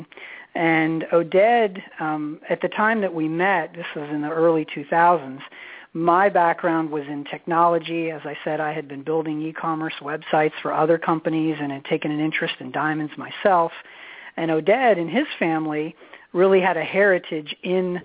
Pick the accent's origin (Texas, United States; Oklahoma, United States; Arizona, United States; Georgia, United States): Arizona, United States; Phoenix; now in Maryland, United States; born and raised in Phoenix, Arizona, came out here in the early 1990s